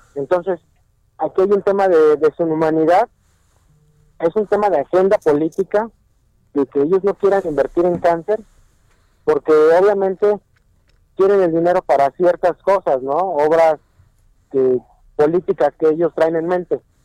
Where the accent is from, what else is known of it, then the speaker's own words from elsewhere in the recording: Mexico; nosotros tenemos como mexicanos